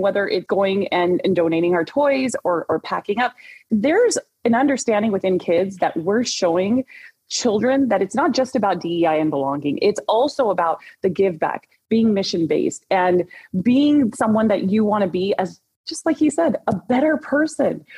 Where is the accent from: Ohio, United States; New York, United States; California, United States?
California, United States; Orange County, Southern; I grew up in the Orange, in Orange County, but I'm also born and raised Southern Californian girl